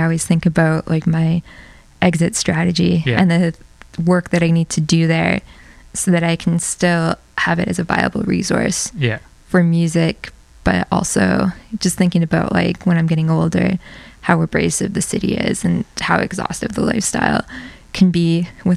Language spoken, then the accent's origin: English; Airdrie, Alberta, Canada; moved away as an adult; also born or lived in Edmonton, Canada / Antigonish, Nova Scotia, Canada / Toronto, Canada / New Jersey, United States; now in Brooklyn, United States; I grew up in Airdrie.